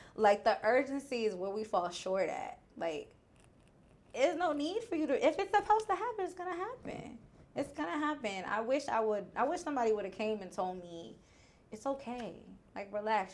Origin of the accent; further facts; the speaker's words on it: New York, United States; now in Houston, United States; I'm from New York